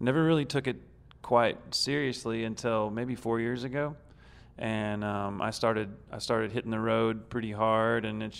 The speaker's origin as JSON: {"language": "English", "town": "McAlester", "region": "Oklahoma", "country": "United States", "tie": "born or raised there", "said": "I'm from McAllister, Oklahoma, which is a really small town in the southeast corner"}